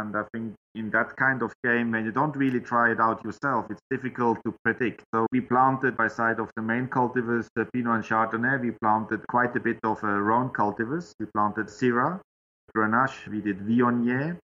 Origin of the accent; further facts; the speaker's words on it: Switzerland; English is a second language; moved away as an adult; as you might know, in Switzerland, we have all a bit of Chasselas. But when I moved from Switzerland over here